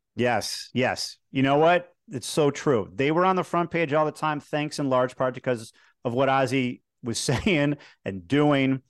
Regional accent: Chicago, Illinois, United States; moved away as an adult; also born or lived in Harrisburg, Pennsylvania; growing up in Chicago, dreaming of one day doing television sports in Chicago

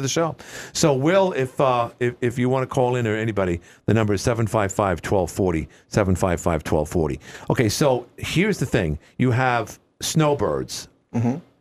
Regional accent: New York, United States; I'm originally from New York

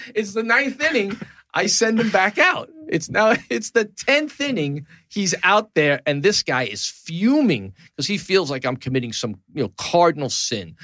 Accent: New York City, New York, United States; downtown New York City, my hometown

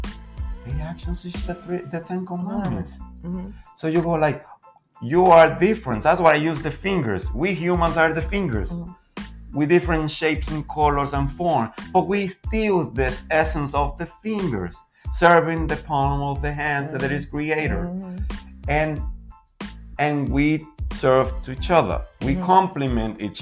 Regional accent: Dominican Republic; I'm coming from the Dominican Republic and we are the results of a big diverse society

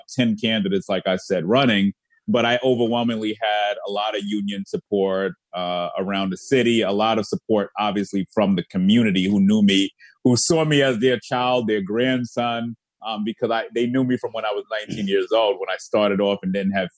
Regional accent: New York City, New York, United States; also born or lived in Arverne, Rockaway; I'm a product of everywhere you could think of in South Queens, from Jamaica to St. Albans to Rosedale to Laurelton to Springfield and to the Rockaways as well

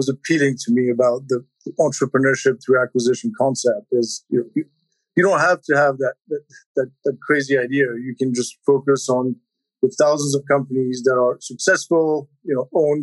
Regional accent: Switzerland; moved away as an adult; now in United States; I grew up in Switzerland, came to the U.S. for college

